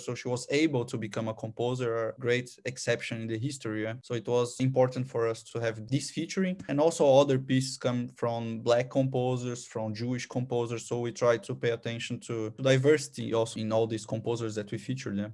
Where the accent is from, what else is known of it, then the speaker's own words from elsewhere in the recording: São Paulo, Brazil; English is a second language; moved away as an adult; now in Austria; I was born in Sao Paulo, so in a huge metropole in South America